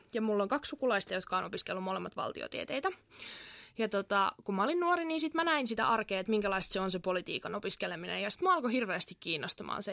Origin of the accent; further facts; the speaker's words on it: Kerava, Uusimaa, Finland; moved away as an adult; now in Turku, Finland; mä oon itse Keravalta kotoisin